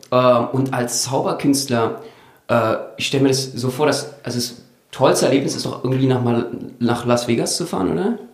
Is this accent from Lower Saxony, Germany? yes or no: no; Berlin, Germany; ich bin ja Berliner